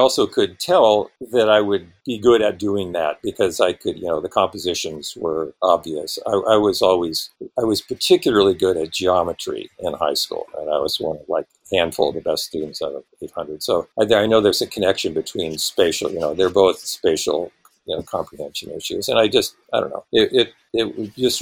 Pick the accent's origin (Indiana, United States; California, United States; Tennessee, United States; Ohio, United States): California, United States; Bay Area; I was born in the Bay Area in 1952